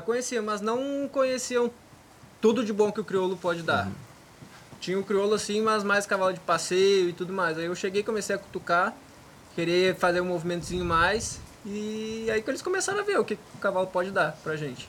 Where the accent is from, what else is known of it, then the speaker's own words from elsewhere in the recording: Gaúcho, Rio Grande do Sul, Brazil; moved away; hoje eu sou conhecido como gaúcho que trabalha com os cavalos aqui